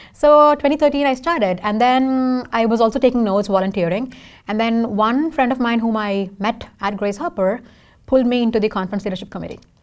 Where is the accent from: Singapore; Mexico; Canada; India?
India; first language Tamil; English is a second language; now in Seattle, United States; I can sing in four languages because I'm from India